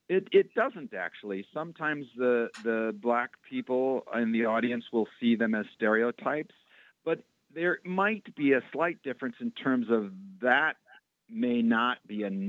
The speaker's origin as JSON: {"language": "English", "town": "Roxbury", "region": "Massachusetts", "country": "United States", "tie": "born or raised there", "said": "When I talk about um, growing up in Roxbury, um, there's lots of people that resonates"}